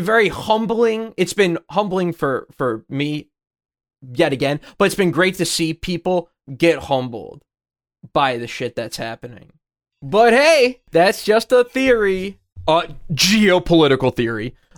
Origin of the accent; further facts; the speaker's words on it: United States; as an American